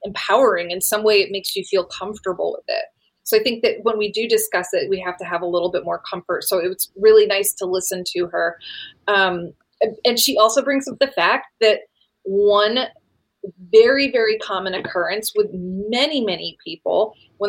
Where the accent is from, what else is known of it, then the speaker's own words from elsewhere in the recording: Connecticut, United States; now in Savannah, United States; I grew up in Connecticut